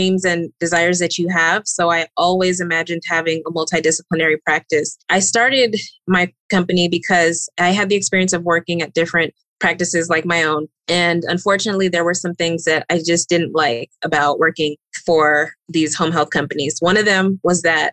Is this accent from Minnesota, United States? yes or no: no; Austin, Texas, United States; moved away as an adult; now in Phoenix, United States; I live in the Phoenix area, but I'm originally from Austin, Texas